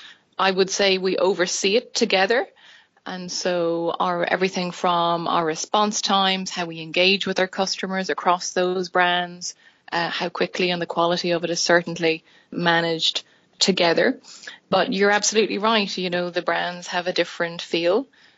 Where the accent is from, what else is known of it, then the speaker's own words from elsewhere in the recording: Dublin, Leinster, Ireland; moved away as an adult; now in Oklahoma City, United States; I am from Dublin. Dublin, Irish born and bred, and have lived the majority